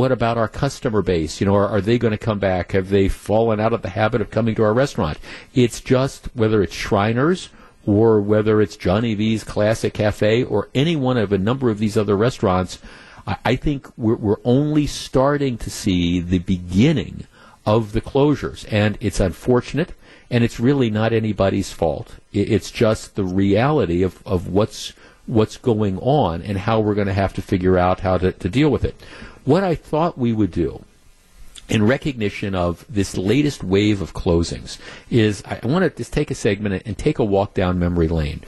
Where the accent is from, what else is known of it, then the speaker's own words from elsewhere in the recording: Glendale, Wisconsin, United States; I grew up in Glendale